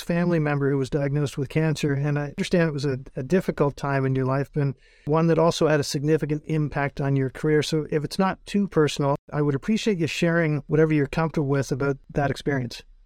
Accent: North Bay, Ontario, Canada; moved away; I grew up in North Bay, which is about twice the size of Owen Sound

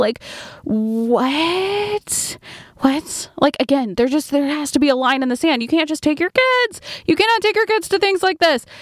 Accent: Point Clear, Alabama, United States; I grew up in Point Clear, Alabama, and it is a very artistic little town

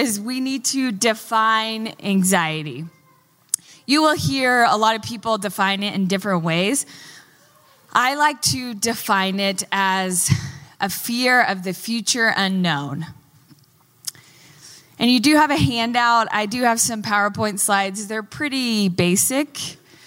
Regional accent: Texas, United States; moved away; I'm from Texas

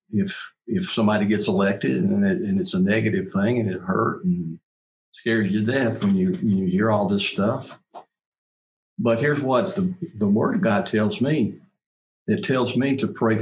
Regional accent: United States

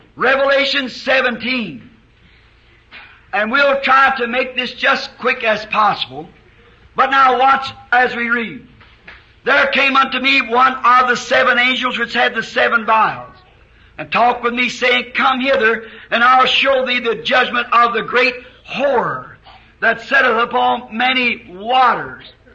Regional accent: United States; as an American

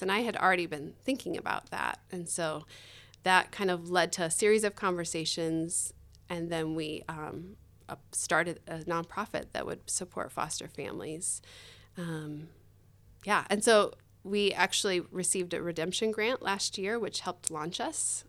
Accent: Tempe, Arizona, United States; also born or lived in Indonesia; I grew up here in Tempe, um, went to school here

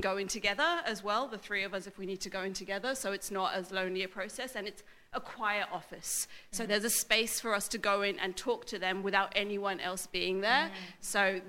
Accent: England, United Kingdom; accent: English, relatively middle class; first language English; I'm not white, but I have a relatively middle class accent, and English, yeah, and English is my first language, right? And I speak with an English accent

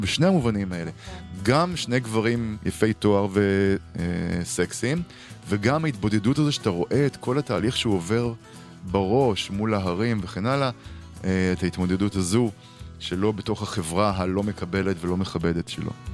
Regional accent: Israel; אנחנו גדלנו בישראל אחרת

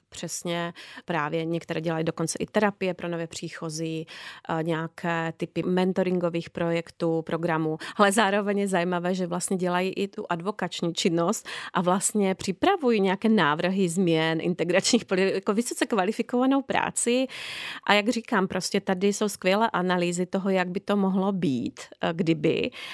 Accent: Slovakia; now in Czech Republic; já pocházím ze Slovenska

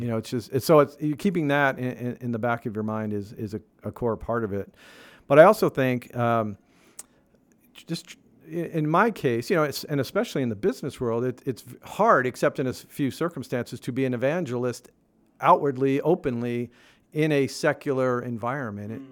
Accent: Northeast, United States; moved away; I grew up in the Northeast

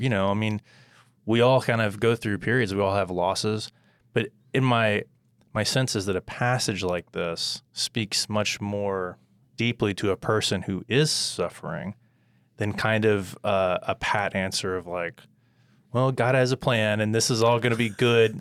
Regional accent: United States; as an American reader

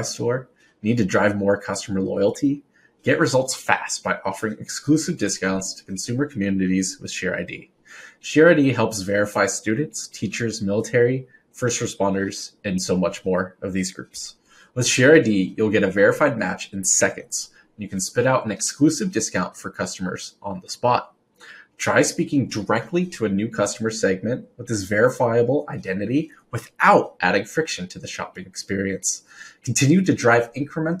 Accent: Livermore, California, United States; I am from Livermore, California, so outside the Bay Area

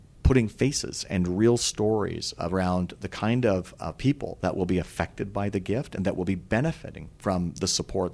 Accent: Canada; we as Canadians

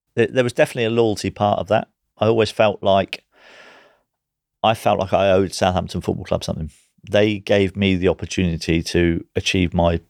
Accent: Guernsey; as a young kid growing up in Guernsey

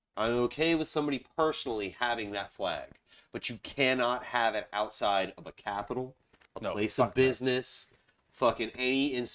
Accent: Charleston, South Carolina, United States; so I grew up in Charleston, South Carolina. I grew up in South Carolina.

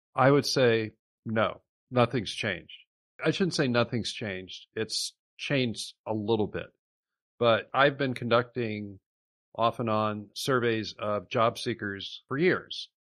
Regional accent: Iowa, United States; my home state of Iowa

